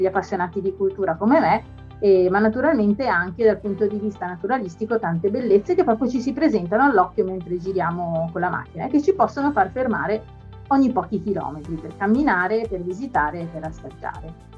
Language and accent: Italian; Veneto, Italy; la mia regione d'origine, il Veneto